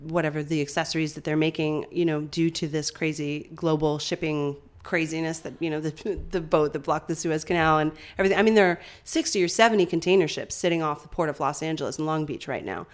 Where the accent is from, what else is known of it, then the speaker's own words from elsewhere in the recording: St. John's, Newfoundland and Labrador, Canada; moved away; I'm a townie meaning mm-hmm. I grew up in St. John's, the city